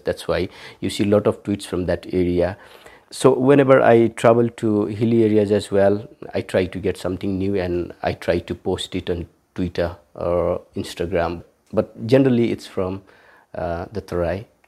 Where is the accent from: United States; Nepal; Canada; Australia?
Nepal; Kathmandu, Bagmati; also born or lived in Saptari, Nepal / Delhi, India; I was brought to Kathmandu, and then Uh, I'm here in Kathmandu for the rest of my life